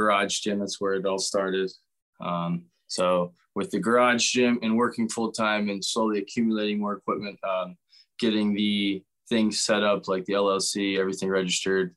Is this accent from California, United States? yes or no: no; Pennsylvania, United States; also born or lived in South Florida; I'm originally from Pennsylvania here. I grew up around here